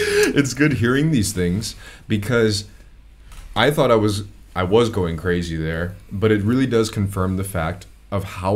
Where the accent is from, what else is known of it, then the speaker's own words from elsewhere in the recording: California, United States; moved away as an adult; my hometown